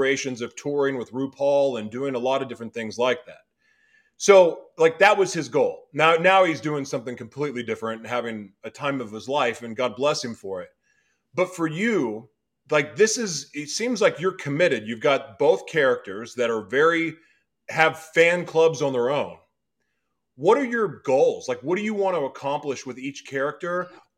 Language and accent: English; Oklahoma, United States; moved away; I didn't see a lot of that growing up in Oklahoma.